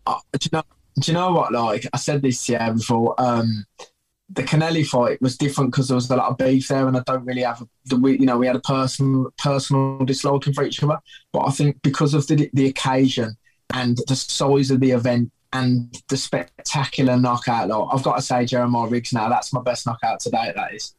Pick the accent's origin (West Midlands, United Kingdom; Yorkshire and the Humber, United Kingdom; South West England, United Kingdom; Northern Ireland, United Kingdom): West Midlands, United Kingdom; Birmingham; I'm a bomber and I'm from Birmingham, slang for Birmingham is Brum and Brumtown.